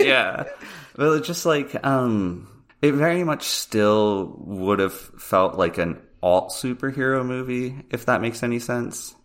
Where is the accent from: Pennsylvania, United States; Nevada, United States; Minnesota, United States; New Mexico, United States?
Pennsylvania, United States; I'm from Pennsylvania